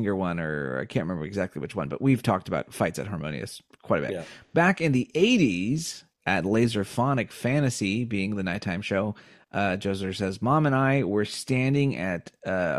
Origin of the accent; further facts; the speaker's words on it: United States; we're American